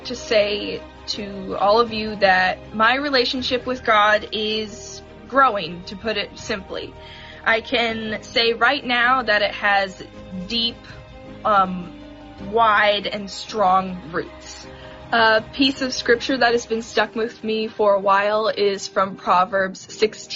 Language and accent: English; Washington, United States; also born or lived in Issaquah, Washington; I was born in Washington, and we have been in Issaquah for 4 to 5 years